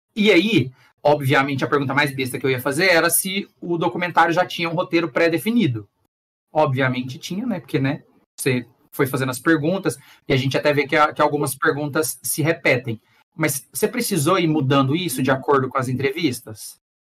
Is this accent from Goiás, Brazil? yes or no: yes; Goiás, Brazil; eu que sou de Goiás